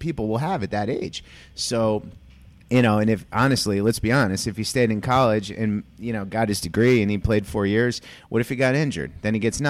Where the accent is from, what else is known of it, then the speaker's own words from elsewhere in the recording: Connecticut, United States; I grew up in Connecticut